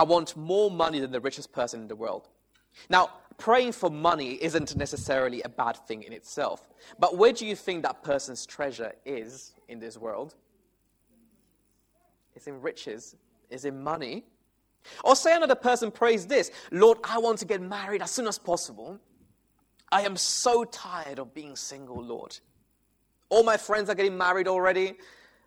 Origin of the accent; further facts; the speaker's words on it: Italy; moved away; I come from Italy